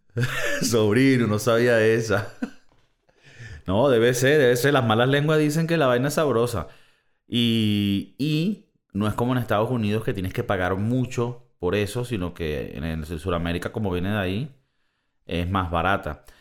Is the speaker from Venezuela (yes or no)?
yes; Valencia, Carabobo, Venezuela; en Valencia, de donde yo soy